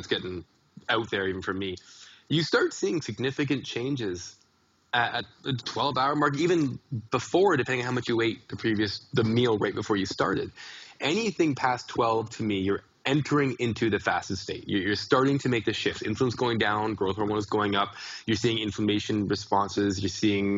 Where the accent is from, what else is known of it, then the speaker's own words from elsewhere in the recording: Canada; I'm a Canadian